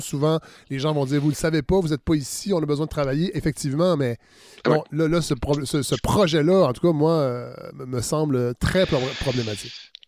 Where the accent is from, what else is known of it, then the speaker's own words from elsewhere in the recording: Saint-Hyacinthe, Quebec, Canada; Je suis né à Saint-Hyacinthe et je l'ai fréquenté beaucoup trop longtemps à mon goût